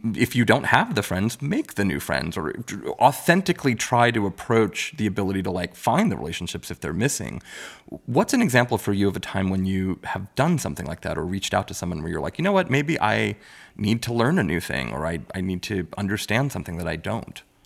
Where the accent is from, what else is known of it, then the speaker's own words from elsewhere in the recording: New York City, New York, United States; I grew up in Richmond Hill, Queens